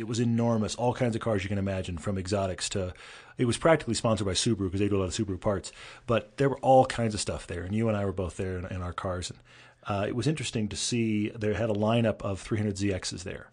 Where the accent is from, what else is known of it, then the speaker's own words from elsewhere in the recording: Texas, United States; moved away; also born or lived in California; growing up in Texas